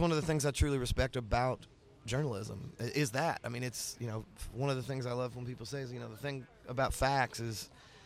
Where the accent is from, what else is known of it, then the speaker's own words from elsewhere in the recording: the South, United States; as a Southerner